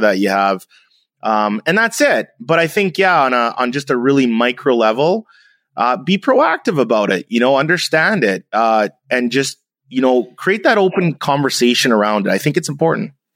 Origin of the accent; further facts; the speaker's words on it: Canada; I'm half German, I'm half Jamaican, I'm Canadian